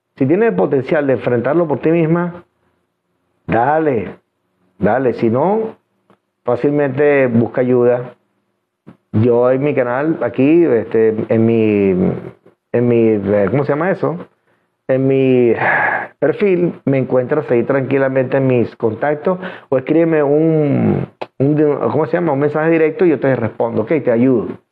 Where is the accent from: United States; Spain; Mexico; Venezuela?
Venezuela; soy venezolano y los venezolanos hablamos de frente